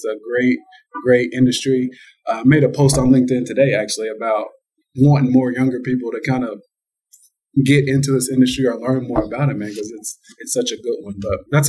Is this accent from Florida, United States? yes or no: no; Georgetown, Kentucky, United States; I'm from Kentucky. I'm from Georgetown, Kentucky, to be exact, which is really close to Lexington